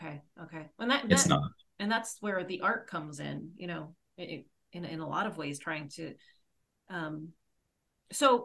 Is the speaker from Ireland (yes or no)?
yes; Ireland; I'm Irish